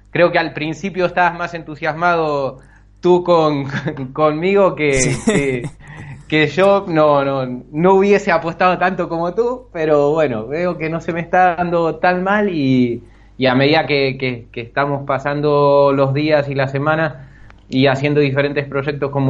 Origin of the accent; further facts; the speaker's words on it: Bahía Blanca, Buenos Aires Province, Argentina; moved away as an adult; soy de Argentina, de una ciudad un tanto pequeña al sur, Bahía Blanca. Y bueno, me he venido para aquí a los 24 años